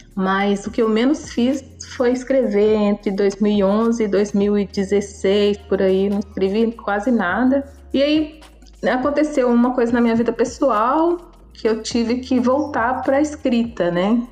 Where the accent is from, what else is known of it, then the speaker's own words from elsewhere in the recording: Belo Horizonte, Minas Gerais, Brazil; moved away as an adult; now in Paraty, Brazil; Nasci em Belo Horizonte, em Minas Gerais